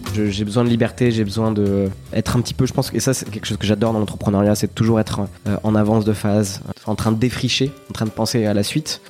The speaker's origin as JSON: {"language": "French", "town": "Nousty", "region": "Nouvelle-Aquitaine", "country": "France", "tie": "born or raised there", "moved": "as an adult", "said": "un village qui s'appelle Nousty, qui, compte, qui comptait 600 habitants à l'époque."}